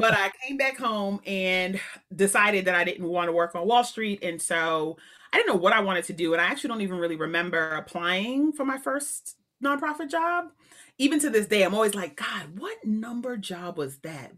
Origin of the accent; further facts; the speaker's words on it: New York City, New York, United States; moved away as an adult; also born or lived in Waltham, Massachusetts; I was born in Queens